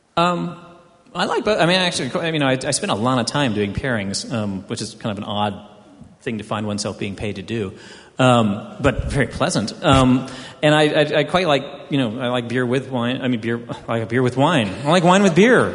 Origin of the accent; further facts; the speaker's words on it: Houston, Texas, United States; I grew up in Houston, Texas, which was built on a swamp